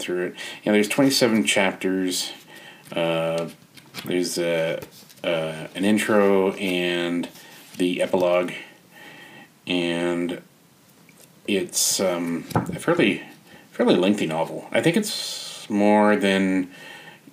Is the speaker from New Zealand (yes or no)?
no; Canada; as a Canadian author